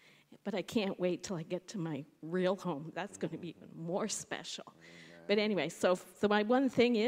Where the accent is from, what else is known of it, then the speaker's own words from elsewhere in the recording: Barrie, Ontario, Canada; But Barrie is my hometown. And I'd been away from home since September 09. So I've just come back home to Barrie